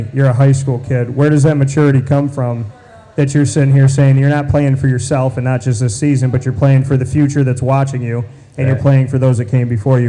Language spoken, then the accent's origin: English; Central New York, United States; Born and raised in Central New York, I was born on the north side. I live within walking distance of where we are right now.